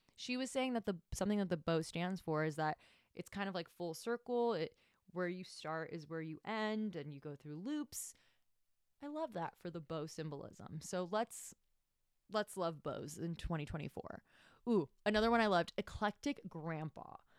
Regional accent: Miami, Florida, United States; also born or lived in Tampa Bay; I'm from Miami. I was born and raised there

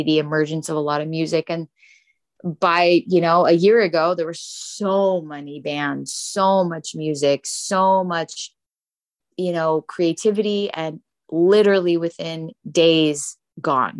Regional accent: United States; I grew up here in the States

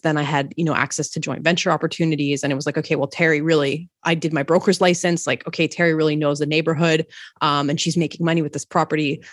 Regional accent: Montreal, Quebec, Canada; moved away as an adult; also born or lived in Toronto; I'm from Montreal

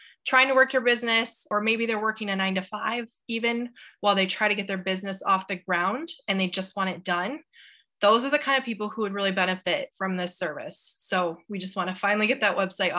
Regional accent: Grand Rapids, Michigan, United States; I'm from Grand Rapids, Michigan

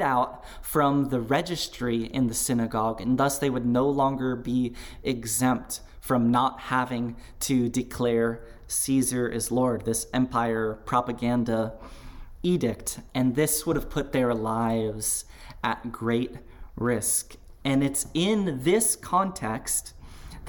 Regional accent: Big Island of Hawaii, United States; moved away; I grew up on the Big Island of Hawaii

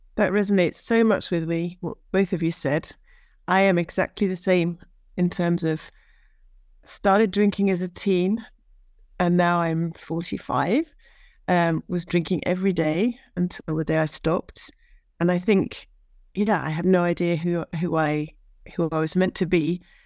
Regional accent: Norwich, East of England, United Kingdom; now in France; I'm from Norwich, U K, and I now live in France

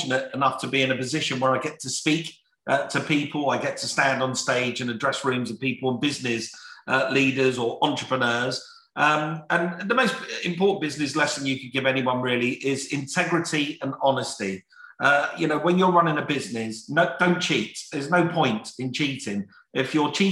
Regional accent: London, United Kingdom; in my family, and we're from South London, we're a poor family. From the age of 12, 13 years of age, my mum would kick me out the door

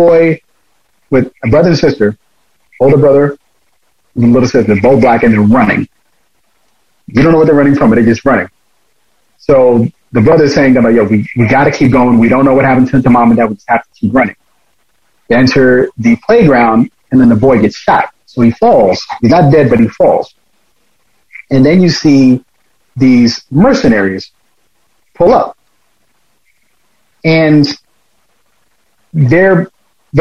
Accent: New York City, New York, United States; growing up in Queens

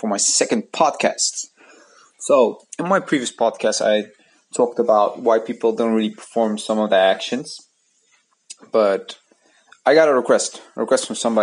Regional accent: Netherlands; the Netherlands, where I'm from

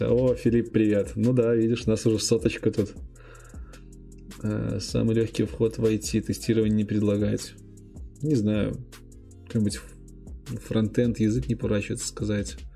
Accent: Minsk, Belarus; also born or lived in Gomel Region; Да, я из Минска, нет, родился в Гомельской области.

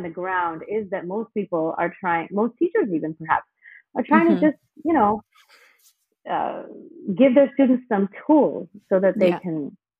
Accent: India; And I'm from India.

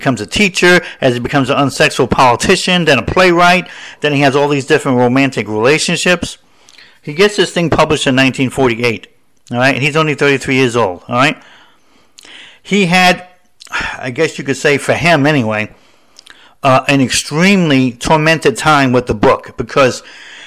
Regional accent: the Northeast of America, United States; I'm from the city. I'm from the Northeast and of America.

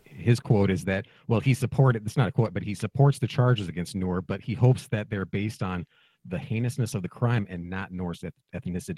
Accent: Minneapolis, Minnesota, United States; I'm from Minneapolis

